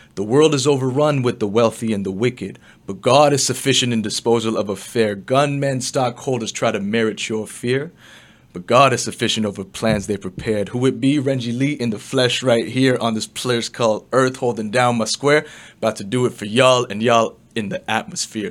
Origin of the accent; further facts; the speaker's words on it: Toronto, Ontario, Canada; also born or lived in China; grew up in the west end of Toronto